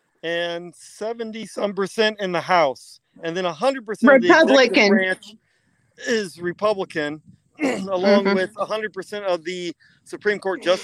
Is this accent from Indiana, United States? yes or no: yes; Goshen, Indiana, United States; So, because I was born and raised in Goshen, Indiana, and lived, you know, right on the Michigan-Indiana line, and we just saw it all day long.